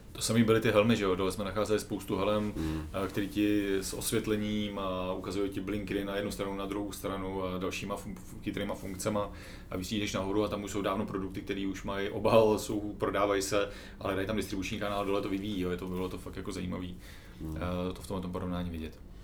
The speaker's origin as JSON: {"language": "Czech", "country": "Czechia", "said": "jsme z České republiky"}